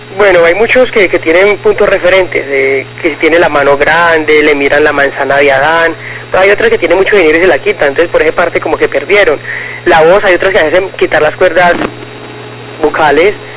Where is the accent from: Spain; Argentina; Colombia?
Colombia; Antioquia; now in Cali, Colombia; yo soy antioqueña, de Antioquia, pero llevo pues mucho tiempo viviendo aquí en Cali, unos 15 años más o menos